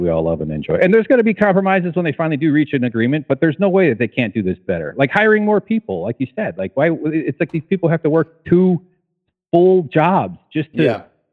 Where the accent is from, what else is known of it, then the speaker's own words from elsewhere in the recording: outside of Chicago, Illinois, United States; I grew up outside of Chicago